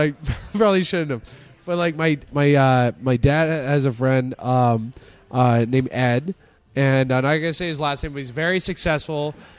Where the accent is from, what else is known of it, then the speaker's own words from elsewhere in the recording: Ghana; I'm from Africa. I'm from Ghana.